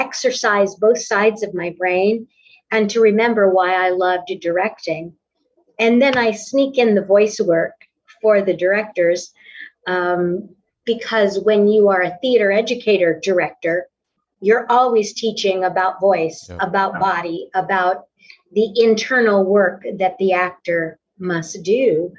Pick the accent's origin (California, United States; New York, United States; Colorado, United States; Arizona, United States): Arizona, United States; Tucson; moved away as an adult; now in Oklahoma, United States; Originally, I'm from Tucson, Arizona. {S2} Okay. {S3} I was raised there, and in my early 30s, found my way to the Midwest and have been in the Oklahoma area ever since the late 70s.